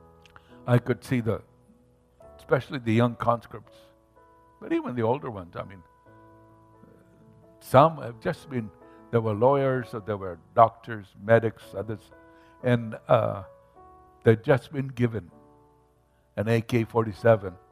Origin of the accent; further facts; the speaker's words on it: Mombasa, Mombasa County, Kenya; where I grew up in Mombasa, Kenya